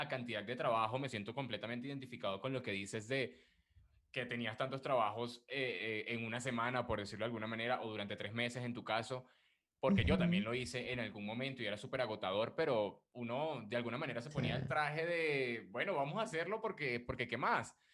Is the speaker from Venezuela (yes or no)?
yes; Venezuela; moved away; me di cuenta de que era negro, por decirlo de alguna manera, o que tenía esas raíces, por aquí, cuando migré, porque en Venezuela, nada, nunca, cero